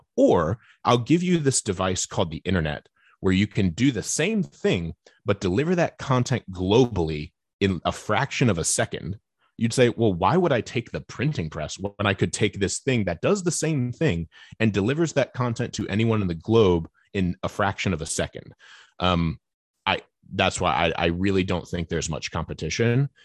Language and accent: English; United States; I'm sitting here as an American evangelical in the twenty-first century